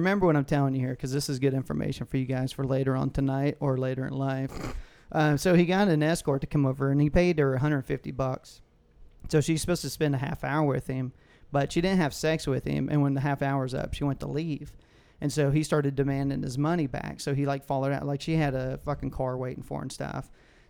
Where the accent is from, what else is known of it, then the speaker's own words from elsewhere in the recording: United States; See, this is why I'm lazy American, because when I have to get, like, multiple items and I know that they have every fucking thing there, I will go to Walmart.